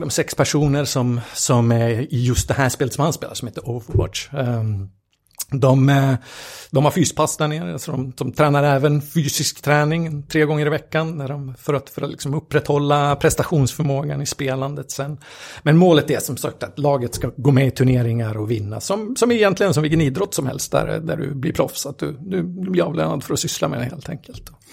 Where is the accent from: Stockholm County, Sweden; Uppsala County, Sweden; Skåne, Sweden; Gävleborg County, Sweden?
Gävleborg County, Sweden; Gävle; vi kommer från en från Gävle, så det är ju hockeystad med, med stort H där